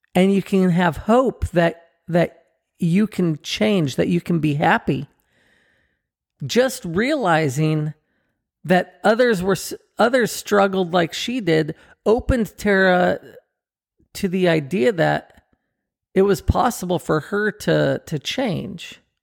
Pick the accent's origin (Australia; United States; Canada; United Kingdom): United States; Southern California; we grew up together in Southern California